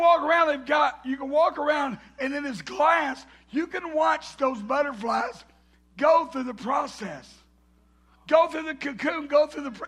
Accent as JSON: {"language": "English", "region": "the South", "country": "United States", "accent": "southern", "said": "my southern accent."}